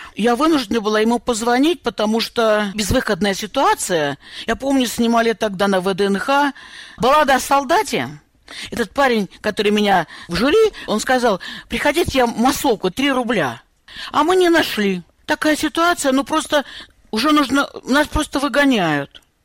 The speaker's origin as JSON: {"language": "Russian", "region": "North Caucasus", "country": "Russia", "tie": "born or raised there", "also_born_or_lived": "Nalchik", "moved": "as an adult", "lives_now": "United States", "said": "я родилась на Кавказе"}